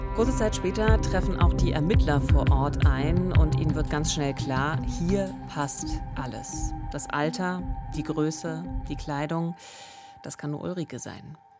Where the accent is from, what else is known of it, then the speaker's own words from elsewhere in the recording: Eberswalde, Brandenburg, Germany; in meiner Heimatstadt Eberswalde